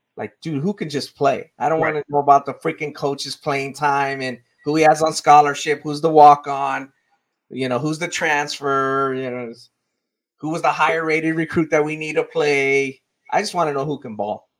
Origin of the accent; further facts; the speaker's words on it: South Gate, California, United States; Growing up in Southgate